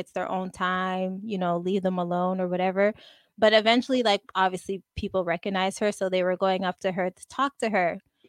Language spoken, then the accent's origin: English; Montreal, Quebec, Canada; I'm from Montreal, Canada.